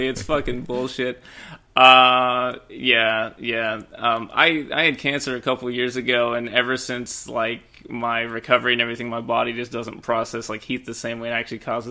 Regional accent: western Washington, United States; I've lived here for a long time.

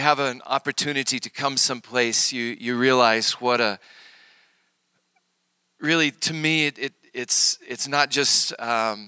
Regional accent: Arkansas, United States; now in Oklahoma, United States; I grew up in Arkansas. I'm a real hillbilly.

